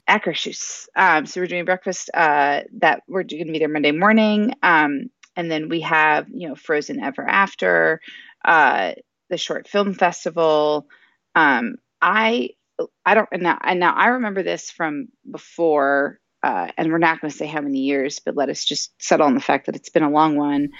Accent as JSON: {"language": "English", "region": "South Florida", "country": "United States", "tie": "born or raised there", "moved": "yes", "said": "I'm originally from South Florida. Um, I lived there for, uh, the majority of my uh, childhood and adolescent life."}